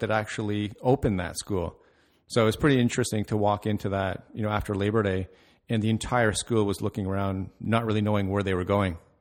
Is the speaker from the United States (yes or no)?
no; Mississauga, Ontario, Canada; also born or lived in Toronto, Canada; I grew up in Mississauga